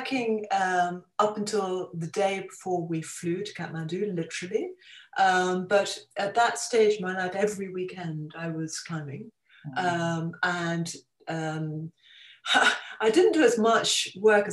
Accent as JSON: {"language": "English", "area": "Kent", "region": "South East England", "country": "United Kingdom", "tie": "born or raised there", "also_born_or_lived": "London", "moved": "yes", "said": "as a child, I grew up in Kent"}